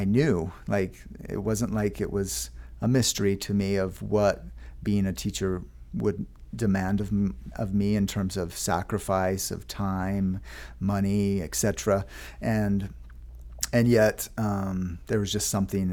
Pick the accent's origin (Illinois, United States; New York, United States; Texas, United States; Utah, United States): Utah, United States; Lehi; I grew up in Lehigh, Utah, attended Meadow Elementary School.